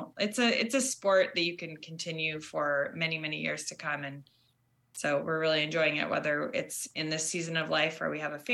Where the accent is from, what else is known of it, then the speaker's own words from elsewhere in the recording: Seattle, Washington, United States; moved away as an adult; also born or lived in Bay Area, California; now in Vermont, United States; Originally, I grew up in Seattle and moved to the Bay Area and was there just over 7 years